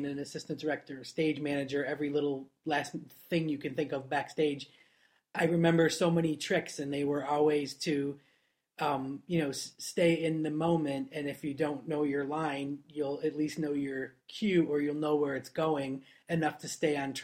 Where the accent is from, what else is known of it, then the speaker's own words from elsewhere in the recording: Florida, United States; when I was growing up in Florida, I did theater for like 10 years